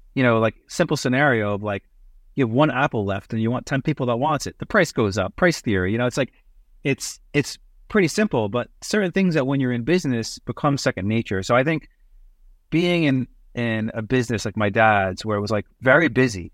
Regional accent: New York City, New York, United States; moved away as an adult; also born or lived in Massachusetts / Canada; growing up in Brooklyn, entrepreneurship is kinda second nature

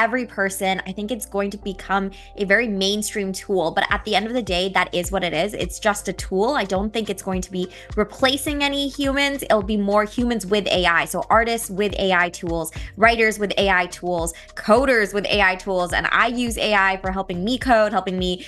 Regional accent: San Jose, California, United States; I'm actually from the Bay Area, so I grew up in San Jose

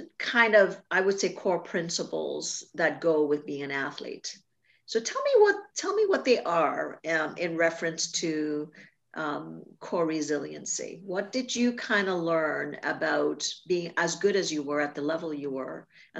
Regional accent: Canada; I'm Canadian.

